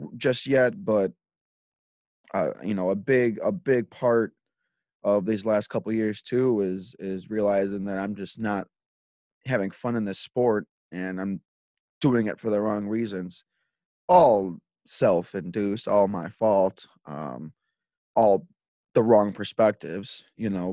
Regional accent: Lockport, Illinois, United States; I grew up in Lockport my whole life.

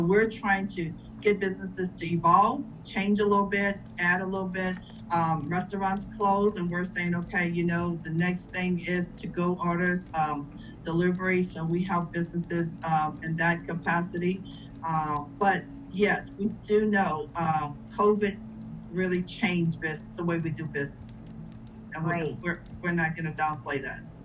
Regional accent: Louisiana, United States; now in Georgia, United States; I'm from Louisiana

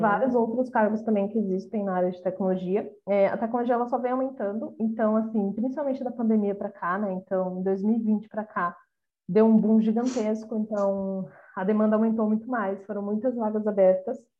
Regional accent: Brazil; nós como brasileiros

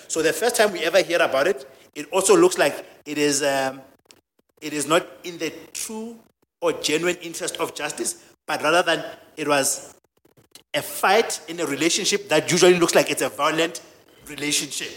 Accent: Soweto, Gauteng, South Africa; also born or lived in a village; I grew up in a village. I was born in a village, I've, and the dynamics are different, and the gender dynamics are different. And I've grew, I grew up in Soweto, which is a township.

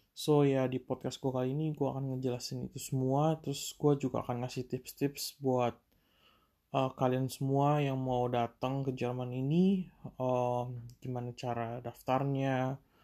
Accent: Indonesia; now in Germany; sebagai anak perantauan. Yang jauh dari Indonesia

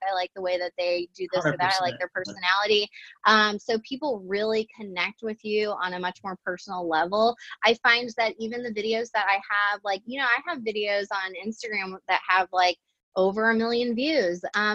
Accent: St. Louis, Missouri, United States; I'm from St. Louis

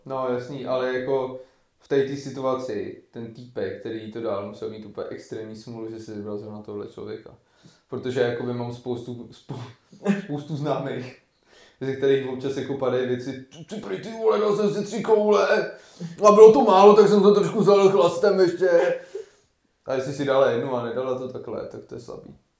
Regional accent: Varnsdorf, Ústí nad Labem Region, Czechia; jsme z Maďáku

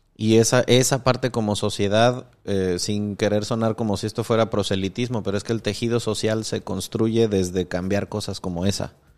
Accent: Michoacán, Mexico; yo crecí en Michoacán

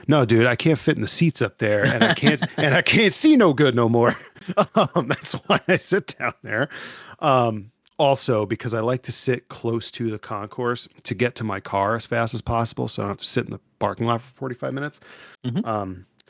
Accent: Ohio, United States; I'm from, I hail from Ohio.

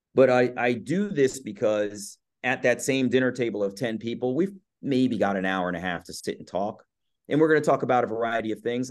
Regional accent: Columbia, Maryland, United States; also born or lived in Baltimore, Maryland; I was born in Baltimore, raised in Columbia, Maryland

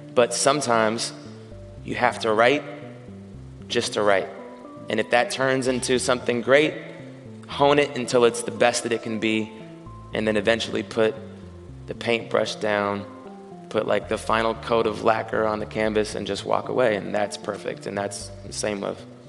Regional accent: Seattle, Washington, United States; growing up in Capitol Hill

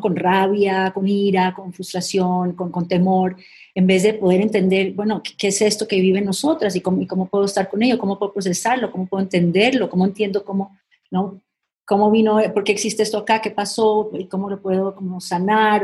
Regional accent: Colombia; moved away; somos colombianas

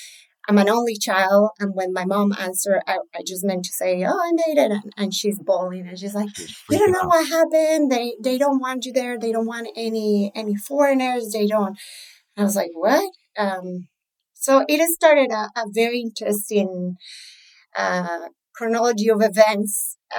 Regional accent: Colombia; English is a second language; moved away as an adult; also born or lived in Arizona; now in United States; I grew up in Colombia in the 80s and 90s.

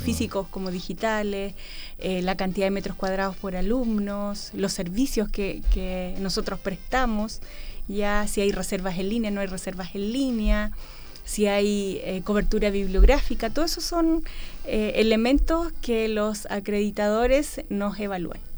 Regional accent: Valparaíso, Chile; also born or lived in Los Ángeles, Chile; Después volví a Valparaíso, a mi ciudad natal.

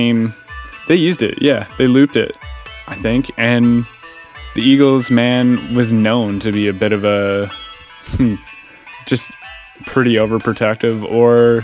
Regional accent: Canada; in Canadian culture, we don't say the word cunt

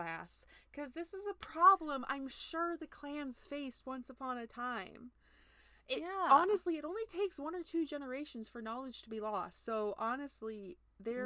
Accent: United States; we're American

